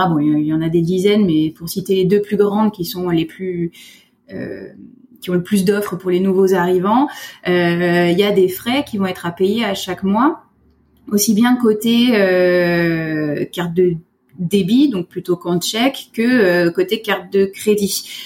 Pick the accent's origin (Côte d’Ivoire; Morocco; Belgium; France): France; moved away as an adult; now in Quebec, Canada; je suis française. Ça fait deux ans euh, que je suis arrivée au Québec.